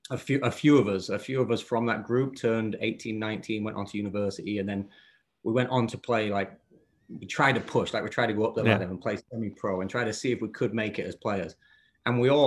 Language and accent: English; Bedale, Yorkshire and the Humber, United Kingdom; moved away as an adult; also born or lived in Richmond, North Yorkshire; now in United States; I was growing up in North Yorkshire, a little town called Beedale